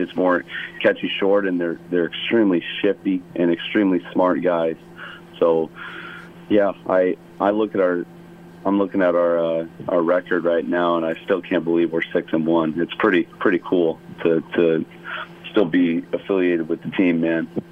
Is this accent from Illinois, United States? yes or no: yes; Chicago, Illinois, United States; now in Hawaii, United States; growing up in Chicago